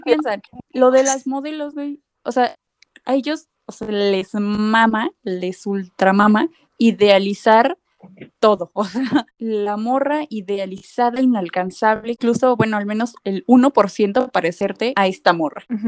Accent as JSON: {"language": "Spanish", "country": "Mexico", "said": "nos restas a los diseñadores mexicanos"}